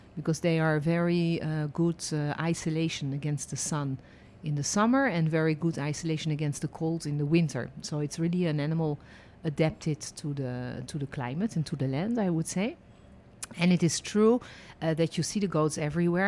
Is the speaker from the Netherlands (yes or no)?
yes; Netherlands; born or raised there; also born or lived in France; now in Israel